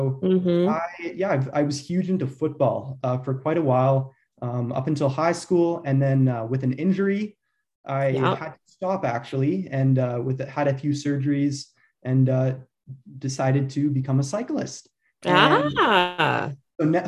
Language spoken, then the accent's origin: English; Calgary, Alberta, Canada; And I grew up in Calgary my whole life. I'm a Calgary local